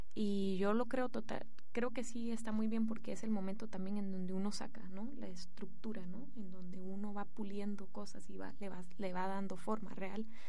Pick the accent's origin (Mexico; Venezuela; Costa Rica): Costa Rica; moved away as an adult; now in Guatemala; soy de padre guatemalteco y de madre francesa, pero crecí en Costa Rica. Y hace cuatro años que vivo en Guatemala